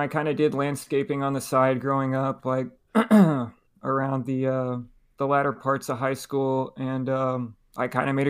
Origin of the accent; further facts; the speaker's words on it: Arlington, Texas, United States; moved away as an adult; now in San Diego, United States; I grew up in Arlington, okay, Arlington High School.